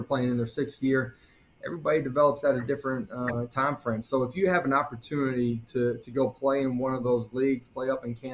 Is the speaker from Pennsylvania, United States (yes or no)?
no; South Dakota, United States; moved away as an adult; also born or lived in Oklahoma; Growing up in South Dakota, middle America